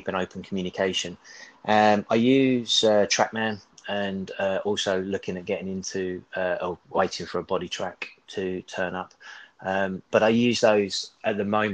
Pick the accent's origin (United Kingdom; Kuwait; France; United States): United Kingdom; Kent, South East England; I grew up in Kent